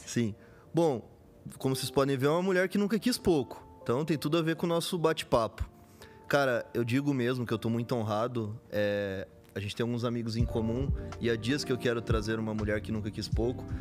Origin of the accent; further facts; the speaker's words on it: Campo Grande, Mato Grosso do Sul, Brazil; moved away; eu venho do Mato Grosso Sul, nasci uhum. lá